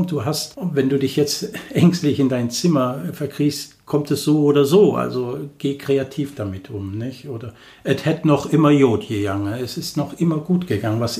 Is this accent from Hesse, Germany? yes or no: no; Cologne, North Rhine-Westphalia, Germany; Ich bin 56 Jahre alt, gebürtig aus Köln, also ich bin eine echte Kölsche, mit echt Kölnisch Wasser getauft. Aus einer Familie mit sieben Kindern bin ich der Letzte und ich bin in Köln groß geworden.